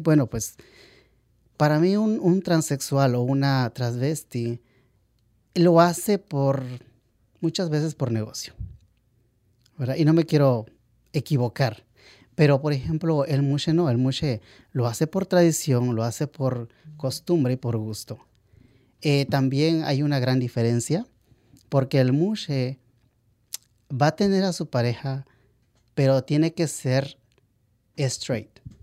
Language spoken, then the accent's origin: Spanish; Valley of Oaxaca, Mexico; now in Los Angeles, United States; yo soy ah, del Valle de Oaxaca, la región del Valle. Oaxaca está dividido en ocho regiones y yo soy del Valle.